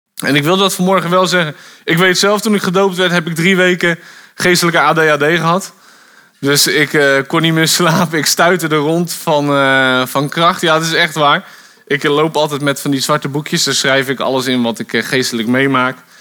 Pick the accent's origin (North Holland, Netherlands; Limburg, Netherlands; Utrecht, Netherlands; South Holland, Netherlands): South Holland, Netherlands; Bodegraven; moved away as an adult; also born or lived in Gouda; now in Wolvega, Netherlands; Ik ben, ehm, geboren in Gouda, vlakbij Rotterdam. Ik ben daar opgegroeid in Bodegraven.